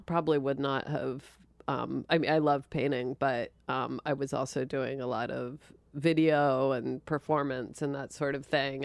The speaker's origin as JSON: {"language": "English", "town": "Linwood", "region": "New Jersey", "country": "United States", "tie": "born or raised there", "also_born_or_lived": "Philadelphia"}